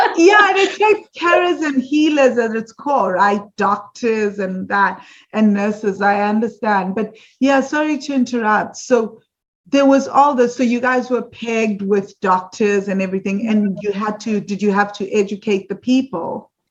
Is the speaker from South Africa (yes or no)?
yes; South Africa; growing up in South Africa